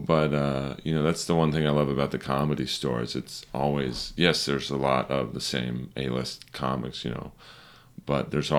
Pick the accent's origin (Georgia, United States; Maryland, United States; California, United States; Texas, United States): California, United States; Los Angeles; I grew up in Bel Air.